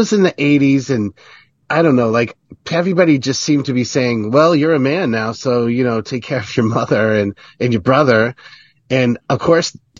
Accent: Connecticut, United States; I'm from Connecticut in a small town, not the rich part, but the dumb part.

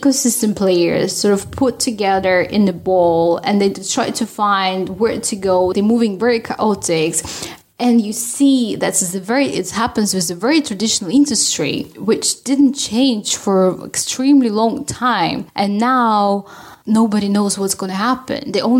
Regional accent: Russia; now in Sweden; I'm Russian.

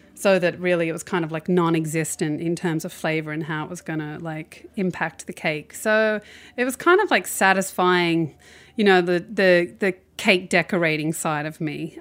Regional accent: Australia; moved away; as an Australian

